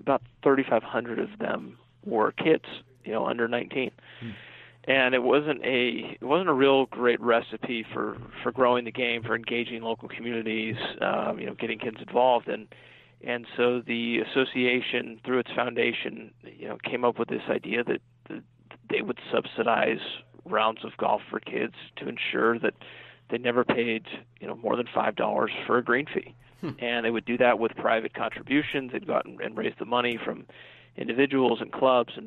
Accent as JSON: {"language": "English", "region": "Northern California", "country": "United States", "also_born_or_lived": "South Carolina", "moved": "as an adult", "said": "I was from Northern California and ended up going to Clemson University in the South"}